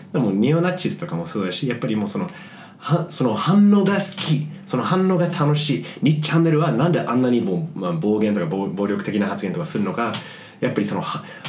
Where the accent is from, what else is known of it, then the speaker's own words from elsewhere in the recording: United States; now in Japan; でもまあ日本には住んではいるもののアメリカ人って俺まだあの、まあ帰化するつもりはないし